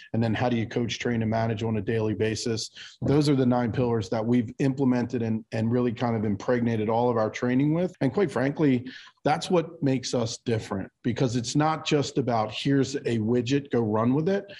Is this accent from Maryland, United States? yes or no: yes; Baltimore, Maryland, United States; now in New Jersey, United States; I'm born and raised in Baltimore